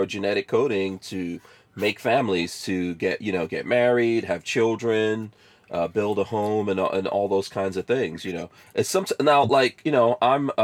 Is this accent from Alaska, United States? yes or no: no; New York City, New York, United States; I grew up in New York City